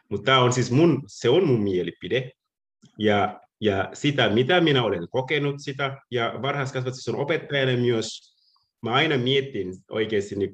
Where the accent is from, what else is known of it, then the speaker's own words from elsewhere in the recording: Senegal; Finnish is a second language; moved away as an adult; now in Turku, Finland; ja minä olen 30 äh, vuot, 36-vuotiaana. Olen on asunut Suomessa 15 vuotta. Muutin Senegalista ähm, 2005, äh, 2005 niin